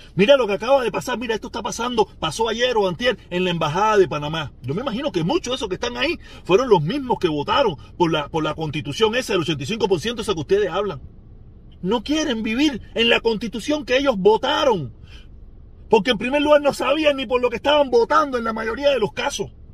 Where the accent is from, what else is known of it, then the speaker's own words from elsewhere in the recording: Cuba; moved away; donde yo nací